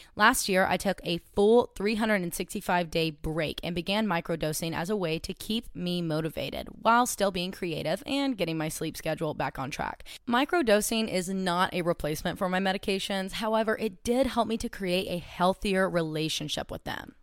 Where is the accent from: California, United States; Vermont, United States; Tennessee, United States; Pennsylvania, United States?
Tennessee, United States; Cleveland; I grew up in Cleveland, Tennessee